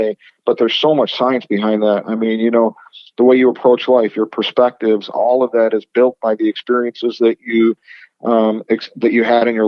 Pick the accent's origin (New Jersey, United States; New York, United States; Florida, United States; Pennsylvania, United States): New York, United States; Rochester; moved away as an adult; also born or lived in Las Vegas; I'm originally from Rochester, so was my wife. So we moved back to Rochester to start a family